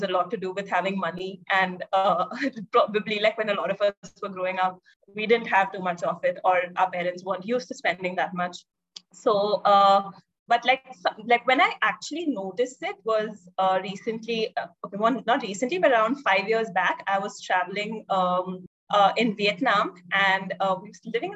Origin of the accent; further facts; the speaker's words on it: Hyderabad, Telangana, India; also born or lived in Mumbai / Jodhpur; I grew up mostly in Hyderabad